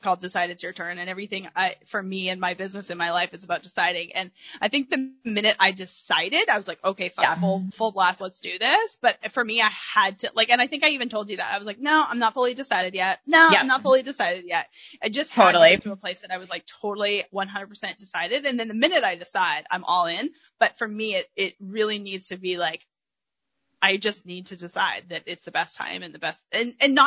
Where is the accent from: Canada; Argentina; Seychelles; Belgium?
Canada; moved away as an adult; now in Arkansas, United States; I grew up in Canada